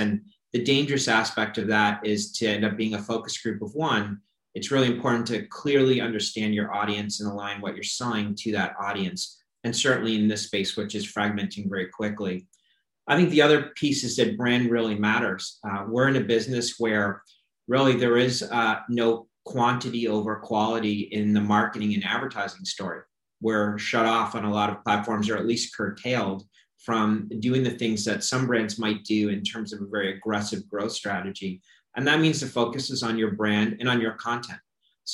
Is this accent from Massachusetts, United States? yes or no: yes; Boston, Massachusetts, United States; also born or lived in Detroit; now in Miami, United States; Originally from Boston, I did spend a lot of time in Detroit working on automotive business, and I've been with my family here in Miami for about 10 years